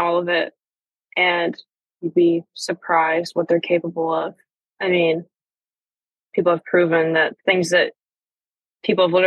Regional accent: Western New York, United States; moved away; also born or lived in Pennsylvania; So I was born in Pennsylvania, but I grew up in Western New York

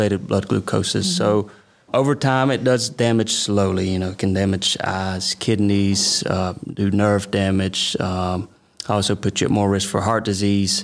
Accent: Omega, Georgia, United States; also born or lived in Cordele, Georgia; I'm from Omega, Georgia. I've been there most of my life

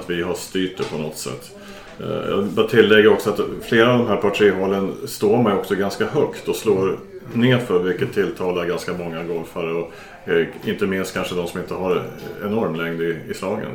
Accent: Åland Islands; som ålänning

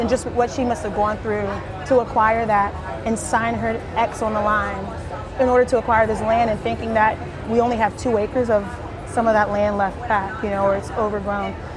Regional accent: South Carolina, United States; I'm originally from South Carolina

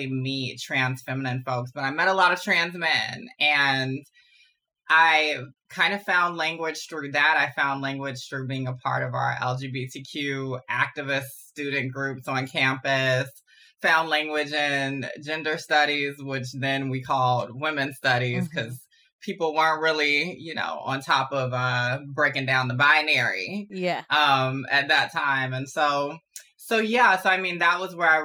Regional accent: Augusta, Georgia, United States; now in Brooklyn, United States; I grew up in Augusta, Georgia

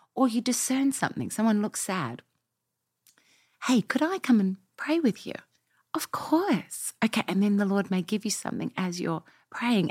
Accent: Australia; moved away as an adult; now in Nashville, United States; we've been in America 10 years, as you can tell by my accent. I mm-hmm. was not born here. Uh, we came from Australia

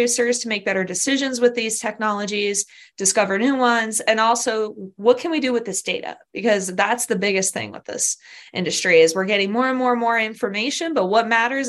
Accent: Southern California, United States; moved away as an adult; also born or lived in Kentucky / Madison, Wisconsin; now in Pennsylvania, United States; I'm from California, Southern California originally

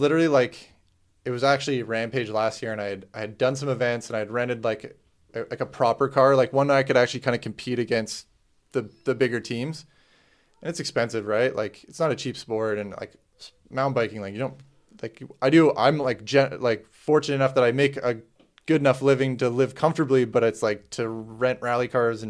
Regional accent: Canada; because I was Canadian.

